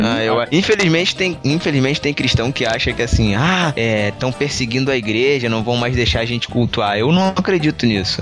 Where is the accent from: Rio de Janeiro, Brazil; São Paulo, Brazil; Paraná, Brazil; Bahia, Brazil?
Rio de Janeiro, Brazil; eu sou carioca